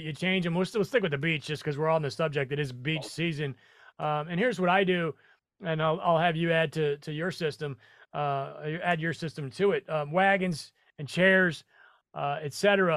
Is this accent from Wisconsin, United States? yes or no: no; Nebraska, United States; moved away; I'm from Nebraska